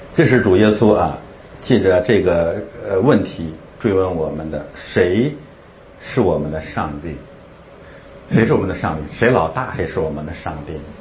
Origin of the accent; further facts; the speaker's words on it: China; 咱们是中国人，咱们中国人生存的基本状态